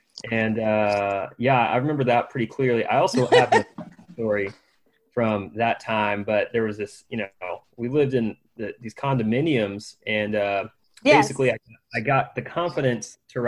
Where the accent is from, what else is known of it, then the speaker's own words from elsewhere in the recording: Houston, Texas, United States; also born or lived in Austin, Texas; we were living somewhere a little bit outside of Houston. I grew up in Houston, Texas. And there, you know, kind of a smaller suburban community